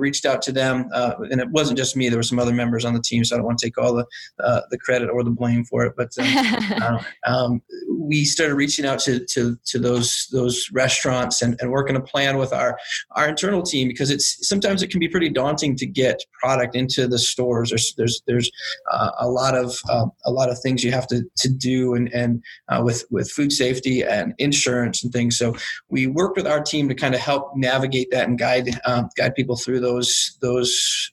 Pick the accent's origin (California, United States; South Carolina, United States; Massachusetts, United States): South Carolina, United States; born or raised there; moved away